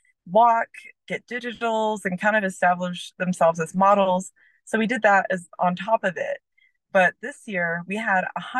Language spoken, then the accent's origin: English; Oklahoma City, Oklahoma, United States; now in Santa Fe, United States; I'm originally from Oklahoma City, but I live in Santa Fe, New Mexico with my two cats